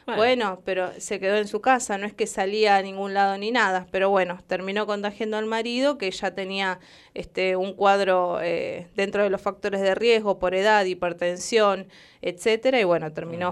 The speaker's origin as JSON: {"language": "Spanish", "country": "Argentina", "said": "nosotros como argentinos"}